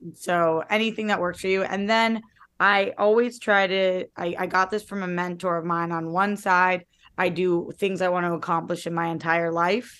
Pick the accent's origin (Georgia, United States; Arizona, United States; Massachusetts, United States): Massachusetts, United States; Boston; now in Los Angeles, United States; I'm from Boston